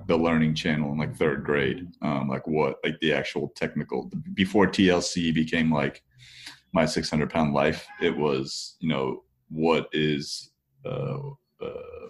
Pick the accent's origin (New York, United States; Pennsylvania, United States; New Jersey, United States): New Jersey, United States; Parsippany; Parsippany, New Jersey. Yep, that's, I was born and raised there, spent my entire life there basically